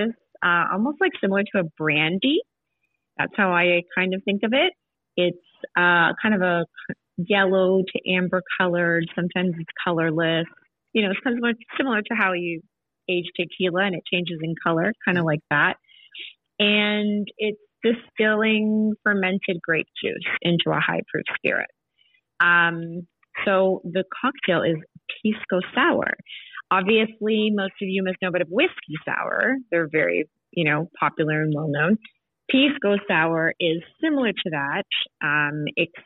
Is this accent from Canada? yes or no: yes; Canada; I'm born and raised in Canada, my parents are from Chile